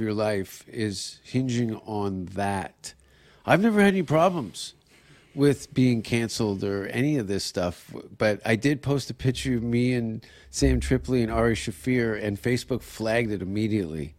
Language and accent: English; Canada; as a Canadian